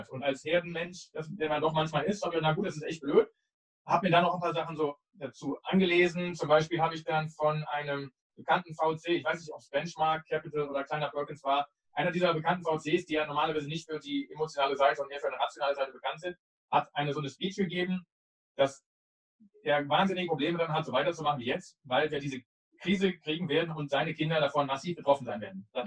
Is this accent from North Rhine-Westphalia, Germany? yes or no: yes; Cologne, North Rhine-Westphalia, Germany; Ich bin damals, glaube ich, in meinem Skateboard, BMX-Rad oder sonst irgendwas, nicht in Köln, wo ich herkomme, am Ring an einem, diesem Zeitungs, äh, diese Aufsteller, wo man die umsonst rausnehmen kann, bin ich vorbeigefahren.